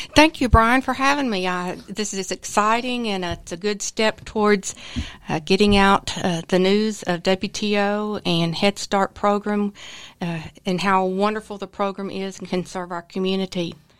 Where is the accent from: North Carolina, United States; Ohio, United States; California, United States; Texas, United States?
Texas, United States; Austin; moved away; I was raised in Austin, which, uh, is a beautiful place, and so everything grew there